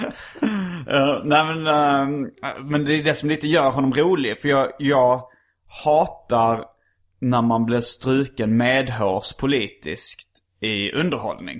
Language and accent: Swedish; Hjärup, Skåne, Sweden; när jag var liten växte jag upp i Hjärup